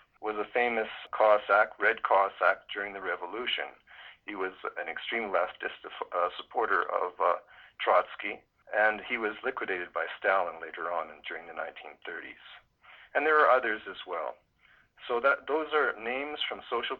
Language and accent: English; Canada; I'm Canadian